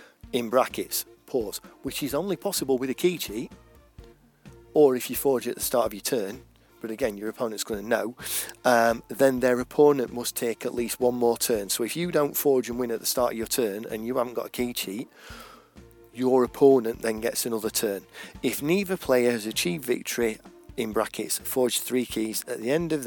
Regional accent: England, United Kingdom; accent: English; I'm English, it's pretty clear from my accent

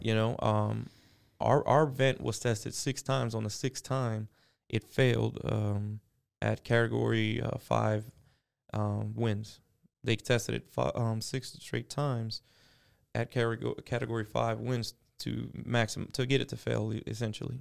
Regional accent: Miami, Florida, United States; now in Southwest Florida, United States; born and raised in Miami, Florida. I moved to Southwest Florida when I was twenty

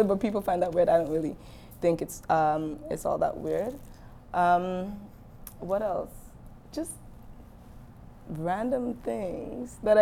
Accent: Dominica; I'm from Dominica

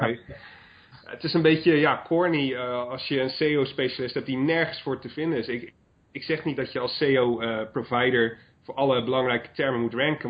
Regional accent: Brielle, South Holland, Netherlands; moved away as an adult; Brielen is gewoon waar ik vandaan kom. Ik heb daar de eerste twee decennia van mijn leven doorgebracht

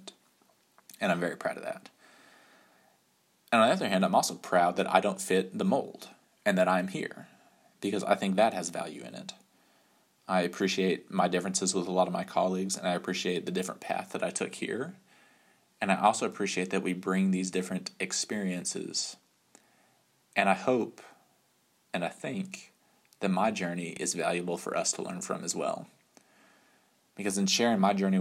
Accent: West Texas, United States; moved away as an adult; also born or lived in Virginia; growing up in Texas

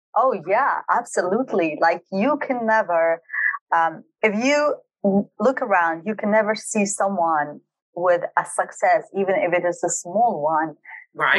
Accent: Halabja, Kurdistan Region, Iraq; also born or lived in Dubai, United Arab Emirates; I was born and raised in Halabja city, which is a very small town in Kurdistan region of Iraq

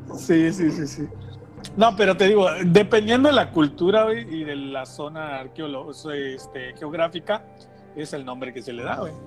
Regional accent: Tenosique, Tabasco, Mexico; nosotros pues somos de Tenosique y de Tabasco.

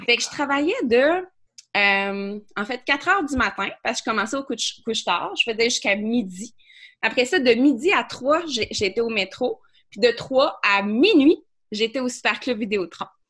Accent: Quebec City, Quebec, Canada; je viens euh, de Beauport, euh, à Québec, d'une famille qui, qui frôlait la pauvreté

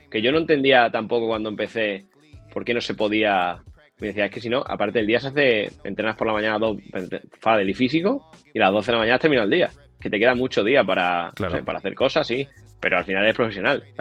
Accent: Badajoz, Extremadura, Spain; born there; Badajoz, capital, sí.

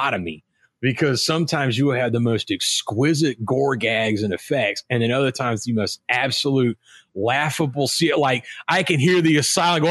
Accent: American South, United States; accent: Southern; I'm American. Everybody laugh at my Southern accent

